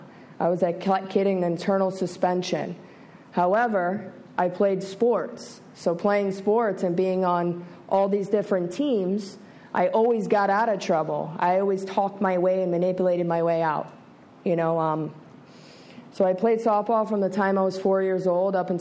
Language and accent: English; Broward County, Florida, United States; I was born and raised here in Broward County, Florida.